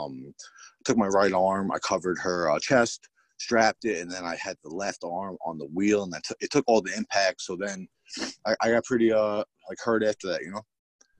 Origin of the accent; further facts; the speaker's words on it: Bethpage, New York, United States; I grew up there, born and bred, Bethpage